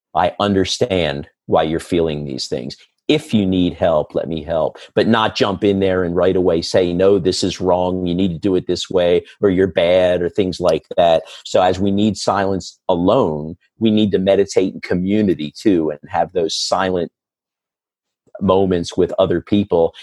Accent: Philadelphia, Pennsylvania, United States; right here in my hometown

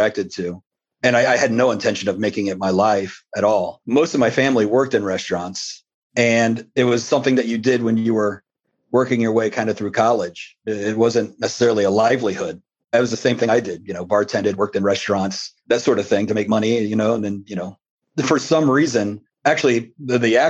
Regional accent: Columbus, Ohio, United States; also born or lived in Cleveland, Ohio; We moved down here when I was pretty young from Cleveland

